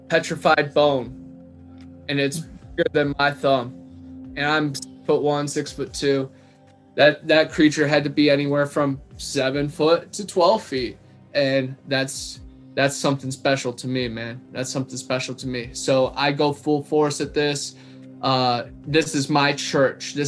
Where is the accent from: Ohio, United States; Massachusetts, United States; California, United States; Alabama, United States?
Ohio, United States; moved away as an adult; now in Florida, United States; I've been going back to my old school back in Ohio